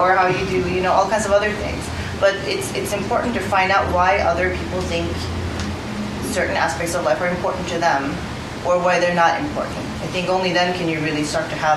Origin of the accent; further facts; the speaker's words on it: Norway; moved away; I grew up in Norway